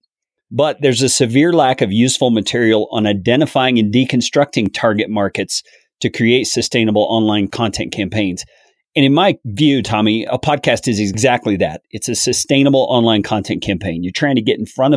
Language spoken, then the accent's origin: English; Colorado, United States; Yeah, I'm from Colorado.